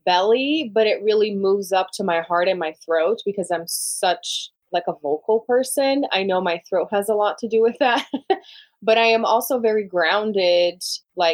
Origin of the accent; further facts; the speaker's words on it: Brazil; English is a second language; moved away as an adult; now in United States; I'm from Brazil originally, born and raised